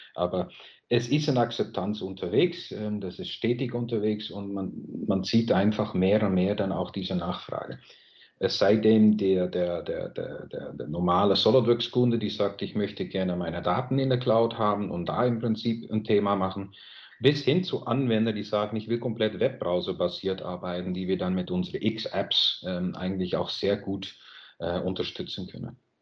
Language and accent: German; Netherlands; German is a second language; moved away as an adult; now in Germany; Ich lebe selber als Holländer auch jetzt schon 23 Jahre ungefähr in Deutschland